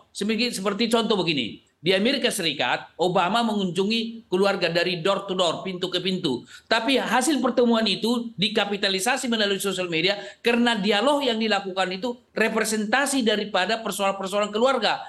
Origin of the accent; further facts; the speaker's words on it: Aceh, Indonesia; moved away; di kampung halaman saya, kelahiran saya di pinggiran di Aceh sana